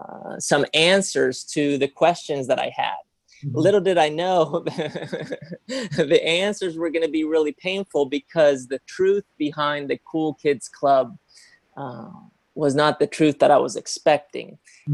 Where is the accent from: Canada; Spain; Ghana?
Spain; now in United States; when I came to the US, I came from Spain